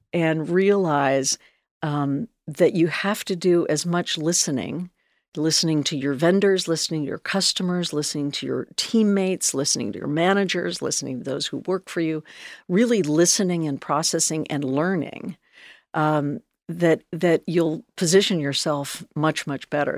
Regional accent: Northern California, United States; moved away as an adult; I grew up in Northern California

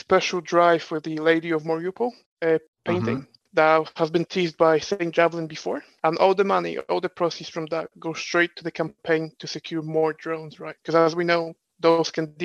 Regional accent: Poland; I'm from Poland.

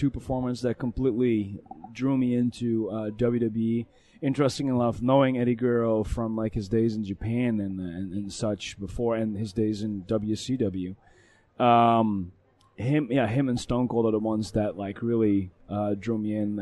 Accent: Netherlands; moved away; I come from Holland

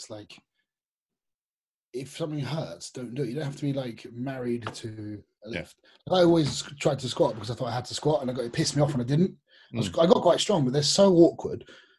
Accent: United Kingdom; I'm British as well.

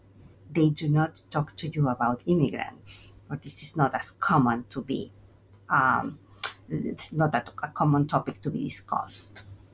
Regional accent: Veracruz, Mexico; So I'm from Veracruz, Mexico, and my first migration was internal. It happened when I went to college.

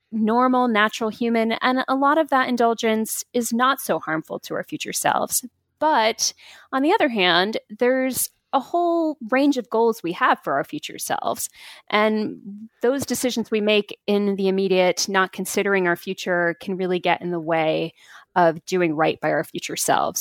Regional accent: United States; being an American myself

